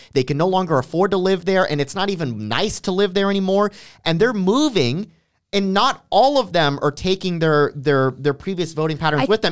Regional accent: Miami, Florida, United States; moved away; I was born in Miami, so I've got family there

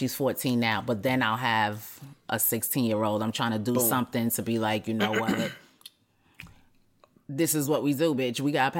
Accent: New York, United States; But when you go to other places... You'll be like, yeah, I'm from New York.

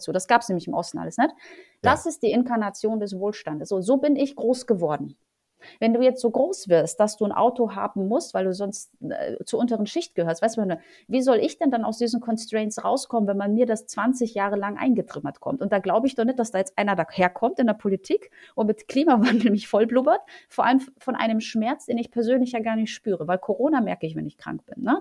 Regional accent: Poland; now in Germany; Ähm, ich komme ursprünglich aus Polen. Äh, wir sind, äh, meine Eltern sind zur schlechtesten Zeit in Polen abgehauen nach Deutschland

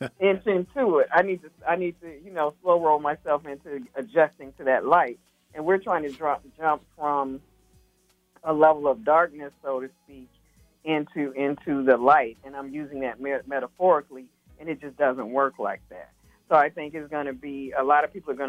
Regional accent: Alabama, United States; I'm from Alabama

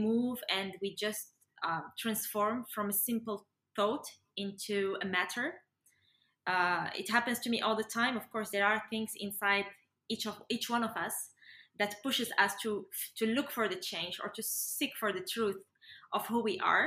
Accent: Morocco; I'm from Morocco

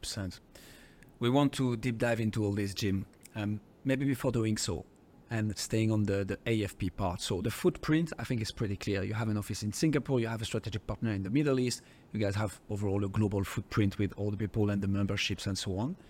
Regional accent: France; accent: French; English is a second language; my French accent

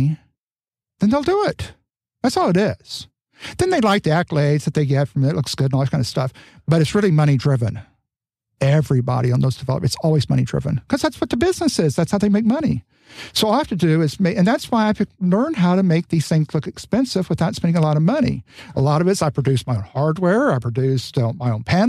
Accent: Texas, United States; also born or lived in California / Scotland (heritage); now in Los Angeles, United States; I'm from Texas

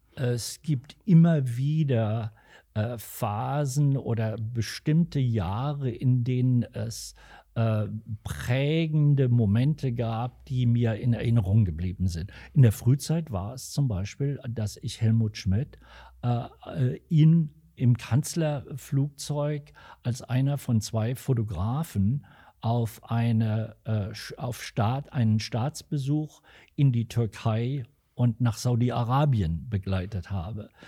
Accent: Alsfeld, Hesse, Germany; moved away as an adult; also born or lived in Eifa; now in Los Angeles, United States; Ich bin äh, dann mit meinen Eltern im Alter von fünf, nein, mit sechs Jahren von Eifa nach Alsfeld gezogen und habe seit der Zeit hier auch immer einen Wohnsitz gehabt

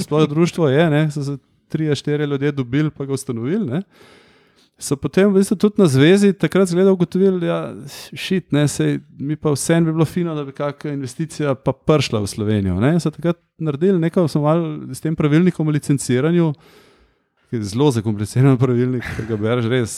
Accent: Ljubljana, Central Slovenia, Slovenia; Sem Ljubljančan, čeprav so moji starši štajrci, ampak jaz sem Ljubljančan

